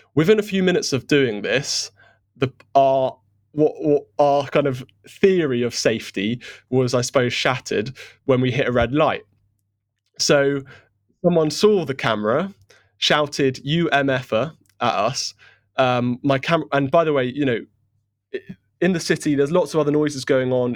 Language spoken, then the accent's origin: English; United Kingdom; as a Brit